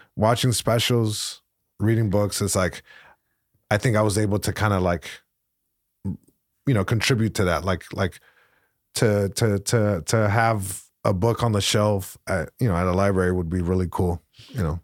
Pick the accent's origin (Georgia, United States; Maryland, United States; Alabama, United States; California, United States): California, United States; Long Beach; first language Spanish; English is a second language; I grew up in Long Beach, right by the main, uh, library branch